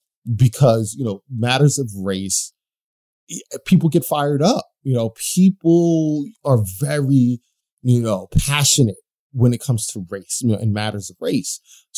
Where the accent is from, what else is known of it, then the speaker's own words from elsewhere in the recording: United States; I mean, I'm from the United States. There are a bunch of racists here